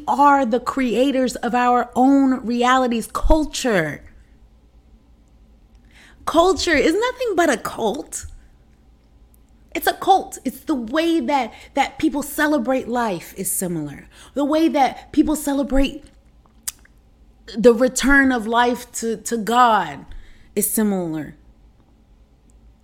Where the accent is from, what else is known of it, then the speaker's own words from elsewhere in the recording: United States; moved away as an adult; also born or lived in China; as Americans